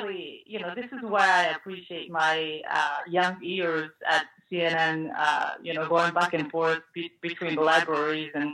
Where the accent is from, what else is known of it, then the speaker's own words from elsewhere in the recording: Japan; now in United States; I was actually born and raised in Japan, but I've been in this country longer than I have lived in Japan